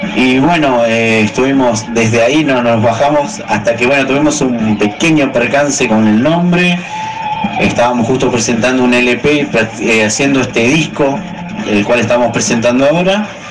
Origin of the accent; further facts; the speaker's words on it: Argentina; nosotros como argentinos